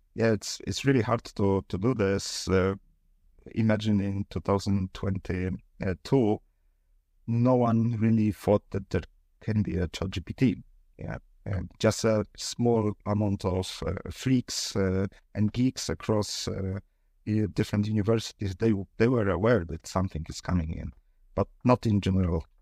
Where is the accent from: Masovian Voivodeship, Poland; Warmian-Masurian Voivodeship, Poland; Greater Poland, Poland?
Greater Poland, Poland; Poznań; we are from Poznań